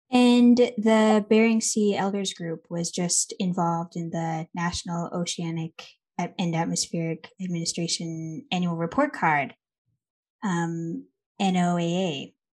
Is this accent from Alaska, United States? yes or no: yes; Nulato, Alaska, United States; moved away as an adult; now in Fairbanks, United States; I'm from Nulato, but I live in Fairbanks and I'm going to school at UAF